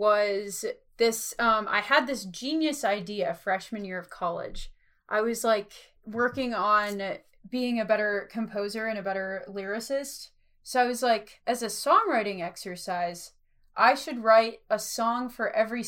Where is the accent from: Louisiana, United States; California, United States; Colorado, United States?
Colorado, United States; And I was from Colorado at the time.